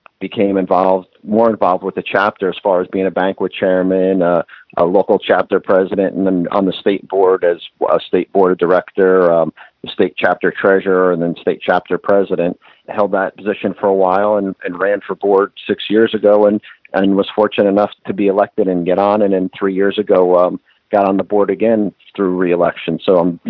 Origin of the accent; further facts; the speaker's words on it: New Jersey, United States; I live, born and raised in New Jersey